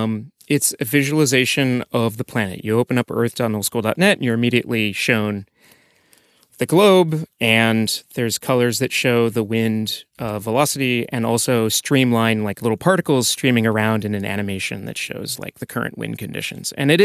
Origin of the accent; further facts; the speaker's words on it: Iowa, United States; moved away as an adult; I'm from Iowa in the United States originally, and graduated school, went to Microsoft, worked on compilers, developer tools, got tired of that after a little while, quit my job, moved to Tokyo to do something completely different.